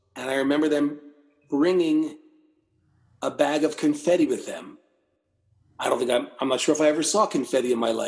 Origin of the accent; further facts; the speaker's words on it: Philadelphia, Pennsylvania, United States; also born or lived in North Wales, Pennsylvania; I'm from the Philadelphia area